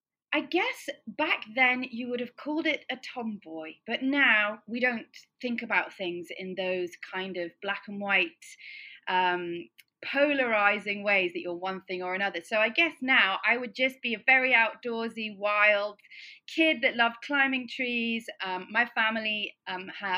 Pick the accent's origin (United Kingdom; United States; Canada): United Kingdom; Cornwall, South West England; I'm from Cornwall